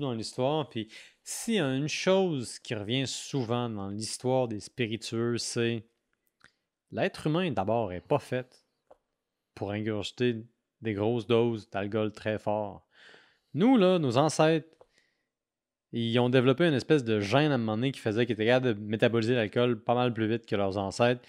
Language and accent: French; Quebec City, Quebec, Canada; je viens de Québec